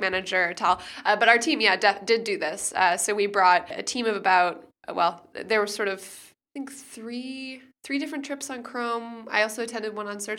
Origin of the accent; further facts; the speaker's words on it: Canada; also born or lived in United States; now in Germany; I live in Germany, I'm from Canada, and, and I spend a lot of time in the U S